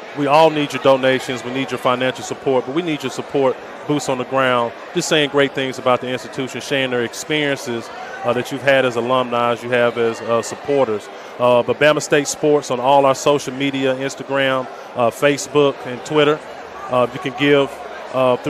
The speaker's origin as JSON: {"language": "English", "town": "Huntsville", "region": "Alabama", "country": "United States", "said": "I'm from Huntsville, Alabama"}